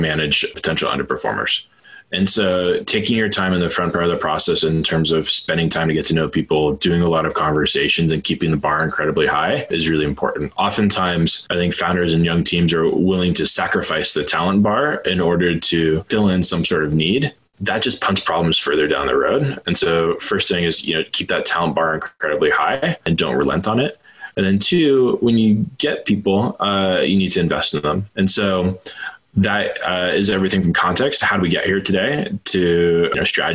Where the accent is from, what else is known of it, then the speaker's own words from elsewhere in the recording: Silicon Valley, California, United States; I grew up partially in Silicon Valley